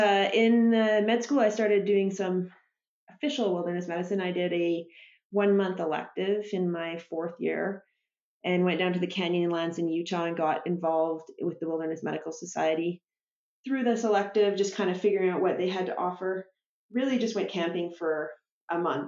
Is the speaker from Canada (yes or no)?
yes; Squamish, British Columbia, Canada; I grew up in Squamish.